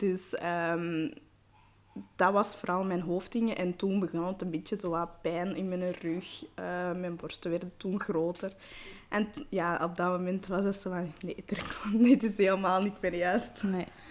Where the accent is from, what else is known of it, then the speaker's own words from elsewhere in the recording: Belgium; also born or lived in Patna, India / Calcutta, India; ik ben geadopteerd en ik wist niet waar mijn roots lagen of, wie, of in welke omstandigheden dat ik naar België ben gekomen